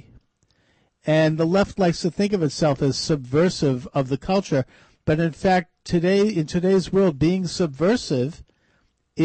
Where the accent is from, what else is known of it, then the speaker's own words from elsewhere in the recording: Boston, Massachusetts, United States; my hometown of Boston